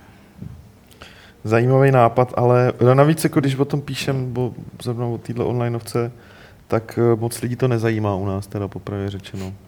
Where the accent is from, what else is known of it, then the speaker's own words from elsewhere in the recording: Moravia, Czechia; jako Moravák